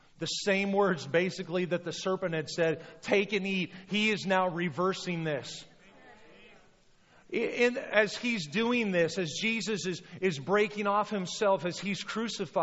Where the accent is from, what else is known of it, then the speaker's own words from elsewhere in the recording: United States; we're Americans